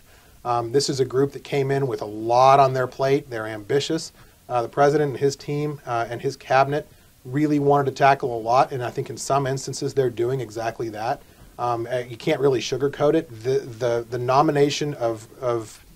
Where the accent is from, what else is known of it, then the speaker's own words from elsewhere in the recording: Arizona, United States; I'm from Arizona